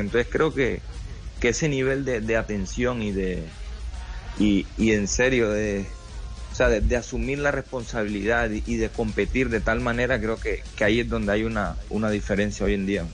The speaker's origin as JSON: {"language": "Spanish", "country": "Colombia", "also_born_or_lived": "Argentina", "moved": "yes"}